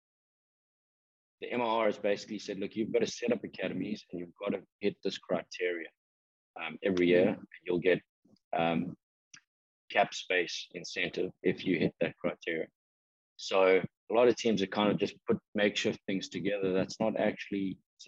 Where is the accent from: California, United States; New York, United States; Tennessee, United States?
California, United States; San Diego; I finally got a job in my hometown now